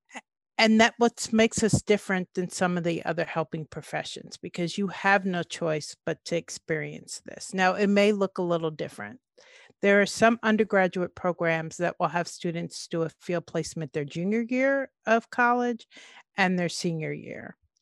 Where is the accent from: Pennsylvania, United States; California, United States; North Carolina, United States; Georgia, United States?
California, United States; Oakland; also born or lived in East Orange, New Jersey / Nashville, Tennessee; moved to California to the Bay Area, to Oakland, um, and finished elementary school, junior high back then, and high school in the Bay Area.